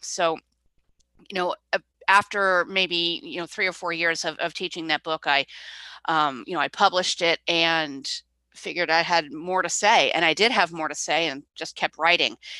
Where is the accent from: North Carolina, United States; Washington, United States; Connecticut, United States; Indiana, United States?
Connecticut, United States; Clinton; also born or lived in Vermont / New Hampshire; I grew up in Clinton, Connecticut